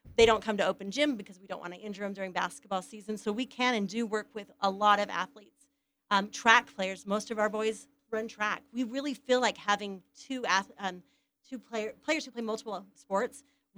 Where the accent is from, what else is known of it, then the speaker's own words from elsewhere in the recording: Ephraim, Utah, United States; I'm from Ephraim, Utah. Went to Manti High. Our biggest rivals were North Sampete High